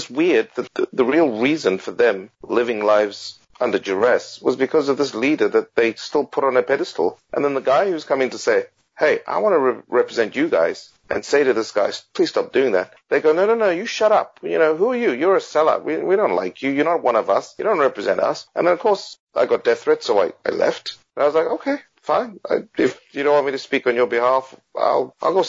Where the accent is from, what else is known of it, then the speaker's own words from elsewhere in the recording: Zimbabwe; moved away as an adult; also born or lived in Kenya; now in Australia; I still see myself as Zimbabwean